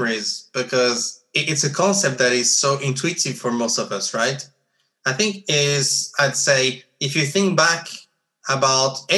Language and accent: English; Geneva, Switzerland; growing up in Geneva